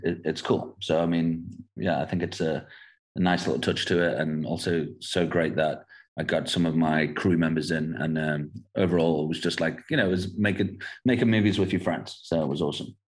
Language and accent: English; England, United Kingdom; moved away as an adult; now in South Africa; growing up in England, and and then I moved to South Africa in 2008. But my father's South African, my mum's English